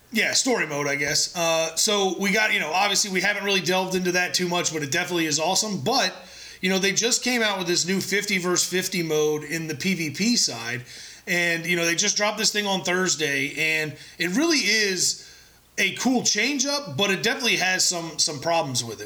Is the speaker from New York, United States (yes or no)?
no; San Diego, California, United States; I was born in San Diego